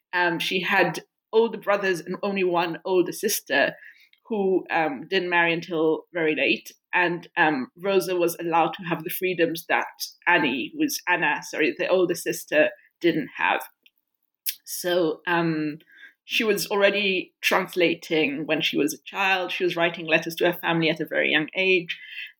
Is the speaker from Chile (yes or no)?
no; Israel; I was raised in Israel, and I was a human rights and peace activist throughout my teenage years and beyond that.